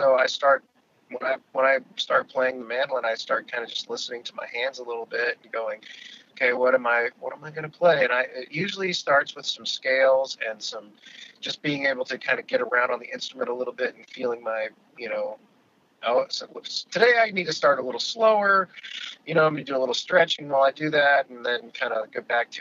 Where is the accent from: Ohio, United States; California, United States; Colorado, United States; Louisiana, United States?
California, United States; also born or lived in Alaska; now in Washington, D.C., United States; I'm from California originally